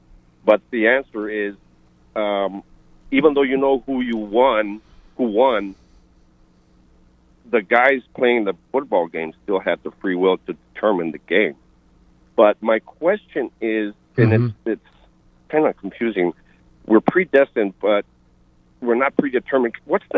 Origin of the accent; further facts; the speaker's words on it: Texas, United States; now in Virginia, United States; Taking a little break here at work in Virginia. I'm from Texas